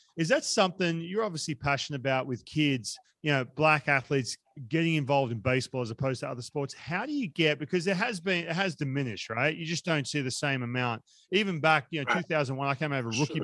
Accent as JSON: {"language": "English", "country": "Australia", "tie": "born or raised there", "moved": "yes", "lives_now": "United States", "said": "I was growing up in Australia"}